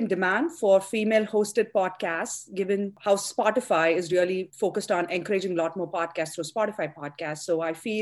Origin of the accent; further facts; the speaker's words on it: India; moved away as an adult; also born or lived in Chennai, India; now in United States; I grew up in India. I did my undergrad in engineering in Chennai, Madras, the southern part of India. And then I came to the US to pursue my education